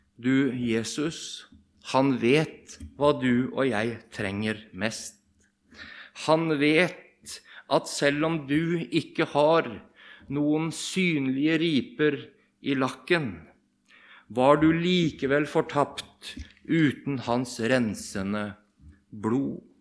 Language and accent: Norwegian; Bamble, Telemark, Norway; moved away as an adult; now in Rogaland, Norway; Jeg kommer fra Bamble i Telemark. Og vi kaller oss for bamlinger